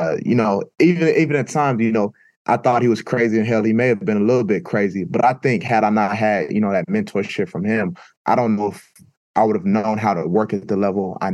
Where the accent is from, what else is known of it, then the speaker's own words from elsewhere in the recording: Oklahoma, United States; growing up in Oklahoma